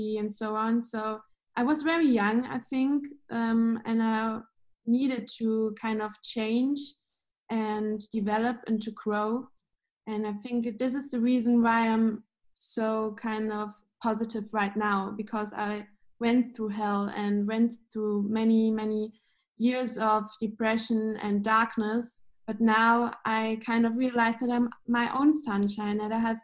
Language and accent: English; Munich, Bavaria, Germany; I'm from Munich in Germany